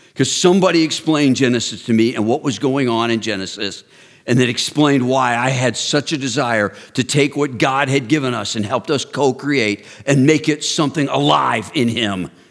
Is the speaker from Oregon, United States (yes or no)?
no; Texas, United States; I grew up in Texas